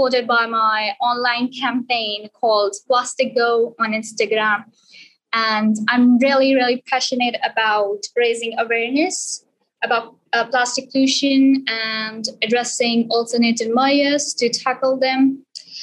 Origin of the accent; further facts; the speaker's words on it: Sialkot, Punjab, Pakistan; moved away as an adult; I'm from Sialkot, Pakistan, and I did my A-levels and GCSE from Sialkot as well